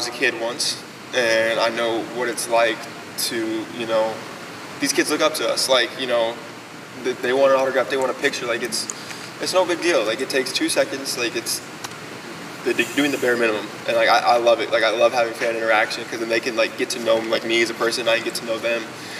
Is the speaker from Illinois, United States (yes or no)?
yes; Illinois, United States; moved away as an adult; now in Orlando, United States; Actually, it's funny, because being from Illinois, like, I grew up an Illinois basketball fan